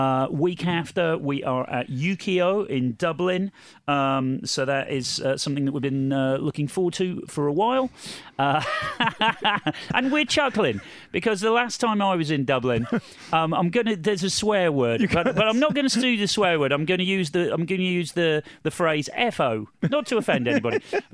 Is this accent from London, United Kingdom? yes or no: yes; London, United Kingdom; I'm from London, actually.